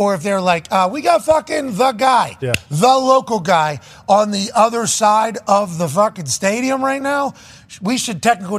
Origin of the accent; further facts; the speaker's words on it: Pittsburgh, Pennsylvania, United States; We had Myron Cope growing up in Pittsburgh, Pennsylvania.